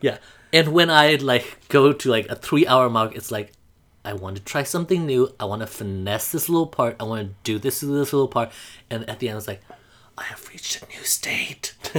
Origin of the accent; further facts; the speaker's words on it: Mandalay, Mandalay Region, Myanmar; moved away as an adult; also born or lived in Iowa / Indiana; now in New York, United States; I am from Mandalay, Burma.